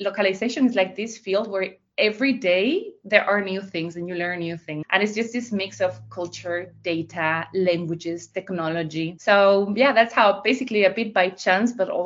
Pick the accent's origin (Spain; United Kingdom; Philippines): Spain; now in The Hague, Netherlands; I'm originally from Spain. I have lived in many countries, but I'm actually joining this interview from The Hague in the Netherlands.